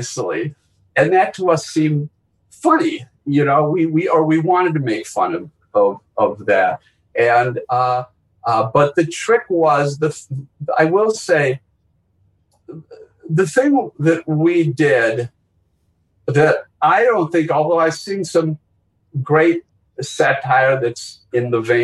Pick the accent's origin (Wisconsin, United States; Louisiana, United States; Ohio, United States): Wisconsin, United States; Milwaukee; moved away; growing up in Milwaukee and, all three Jews from Milwaukee